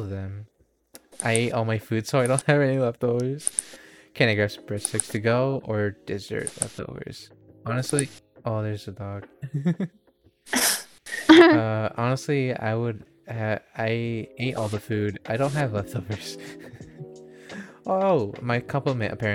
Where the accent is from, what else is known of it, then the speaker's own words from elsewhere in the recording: United States; I'm an American